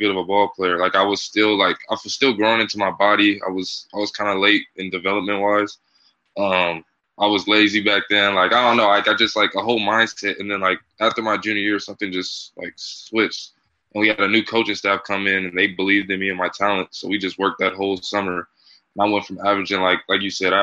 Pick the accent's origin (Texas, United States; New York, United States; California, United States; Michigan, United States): California, United States; Union City; moved away as an adult; now in Massachusetts, United States; I'm from the Bay Area on the East Coast